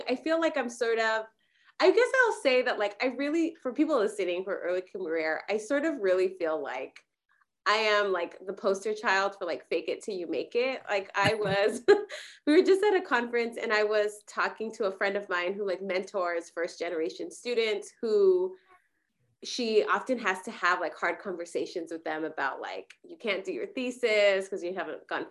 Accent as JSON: {"language": "English", "region": "California", "country": "United States", "tie": "born or raised there", "also_born_or_lived": "Mexico"}